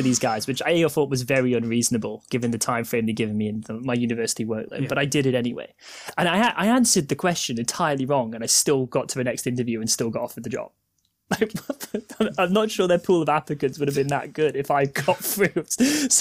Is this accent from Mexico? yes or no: no; Warrington, North West England, United Kingdom; I grew up in Warrington